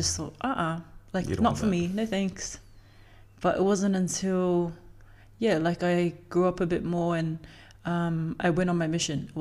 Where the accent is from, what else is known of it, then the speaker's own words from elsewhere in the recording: Auckland, New Zealand; I grew up in Otara